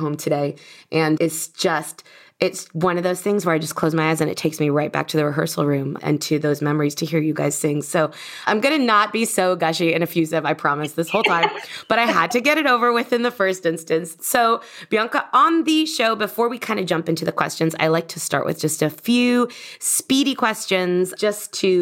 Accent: Miami, Florida, United States; Miami, Florida, my hometown

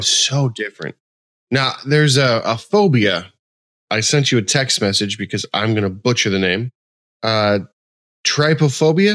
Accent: West Coast, United States; moved away; I grew up on the West Coast.

